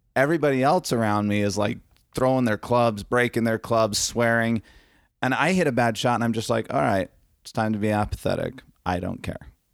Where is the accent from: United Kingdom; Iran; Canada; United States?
United States; Arizona; I'm from Arizona, and I'm a wedding and lifestyle photographer.